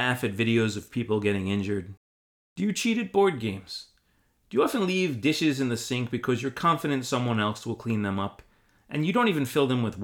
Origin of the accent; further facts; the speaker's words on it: United States; I'm an American